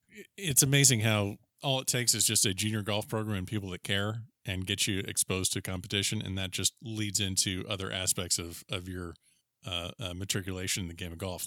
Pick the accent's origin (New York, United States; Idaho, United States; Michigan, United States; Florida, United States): Florida, United States; I'm a native Floridian too